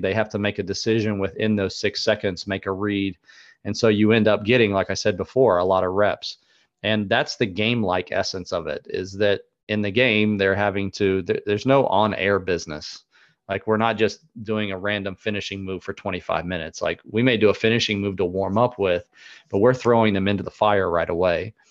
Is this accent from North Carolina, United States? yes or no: yes; North Carolina, United States; where I was from North Carolina